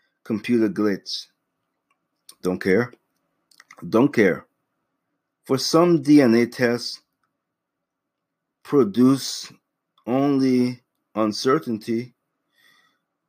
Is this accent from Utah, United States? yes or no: no; Massachusetts, United States; my home state of all places, freaking Massachusetts